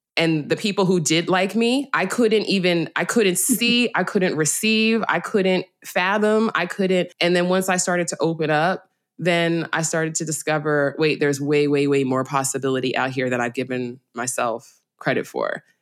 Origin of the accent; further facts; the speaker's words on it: New York City, New York, United States; I'm from the Bronx